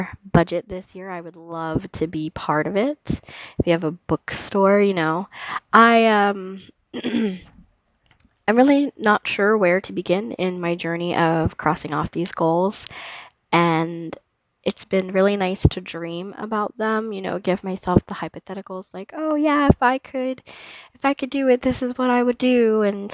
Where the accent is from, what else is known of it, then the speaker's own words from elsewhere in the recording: DeLand, Florida, United States; moved away; growing up in DeLand and stuff like that has been, a big piece of who I am